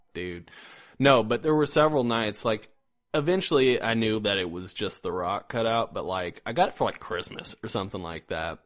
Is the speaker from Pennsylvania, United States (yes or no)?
no; Indiana, United States; also born or lived in Iowa; now in Missouri, United States; I am also from Indiana